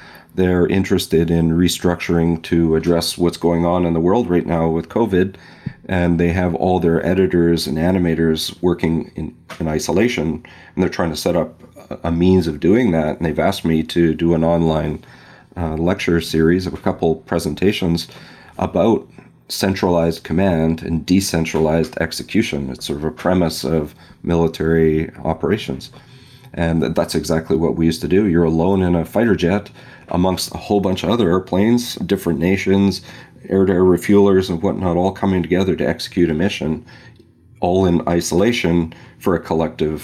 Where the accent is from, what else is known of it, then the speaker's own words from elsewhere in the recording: West Coast, United States; moved away; I grew up on the West Coast